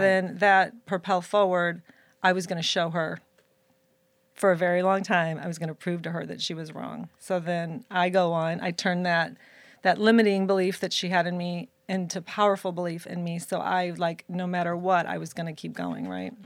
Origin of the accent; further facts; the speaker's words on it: Florissant, Missouri, United States; I was born and raised in Saint Louis, Missouri, in a city called Florissant, Missouri